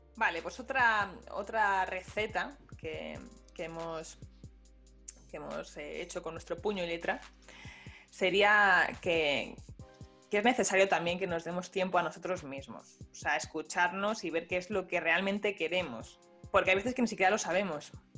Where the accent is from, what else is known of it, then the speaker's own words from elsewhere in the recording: Spain; somos españoles